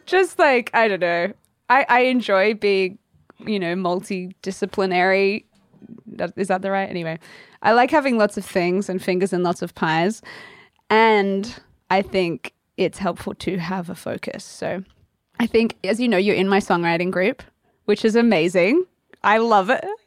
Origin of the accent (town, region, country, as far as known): Australia; accent: Australian; moved away